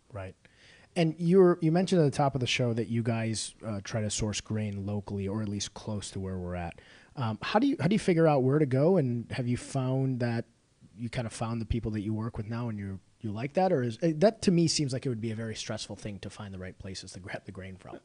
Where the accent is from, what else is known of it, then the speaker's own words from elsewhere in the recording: Illinois, United States; I grew up in the northern suburbs